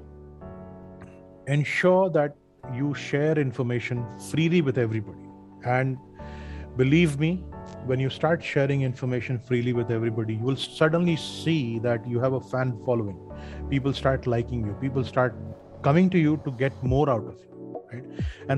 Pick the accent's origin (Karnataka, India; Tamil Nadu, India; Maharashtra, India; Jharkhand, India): Jharkhand, India; Dhanbad; my hometown, Dhanbad